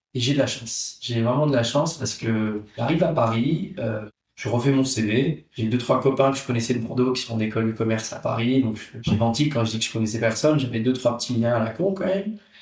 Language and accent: French; Netherlands; moved away; je suis néerlandais.